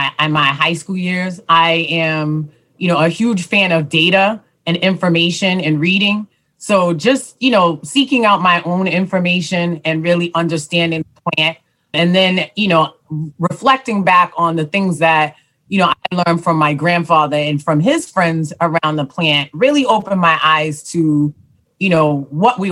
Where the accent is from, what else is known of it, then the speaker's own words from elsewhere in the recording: Boston, Massachusetts, United States; growing up in Dorchester, Fields Corner